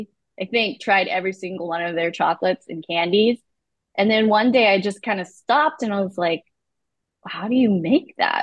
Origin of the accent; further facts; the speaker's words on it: Santa Rosa, California, United States; also born or lived in Malaysia / Emeryville, California / San Pablo, California; we grew up in Emeryville for a while, eventually moved to San Pablo, California, and then Santa Rosa.